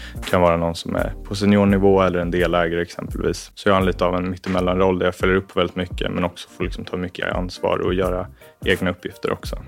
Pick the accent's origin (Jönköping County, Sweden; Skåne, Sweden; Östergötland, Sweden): Östergötland, Sweden; Norrköping; now in Stockholm, Sweden; Kommer från Norrköping ursprungligen, born and raised där